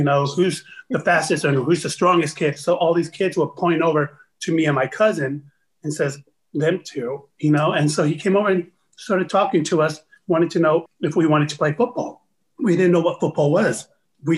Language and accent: English; Utah, United States; also born or lived in Tonga; growing up in Utah, it was hard. My parents didn't speak English